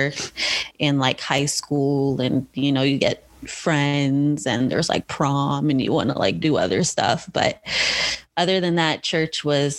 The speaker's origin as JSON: {"language": "English", "country": "United States", "said": "being an American"}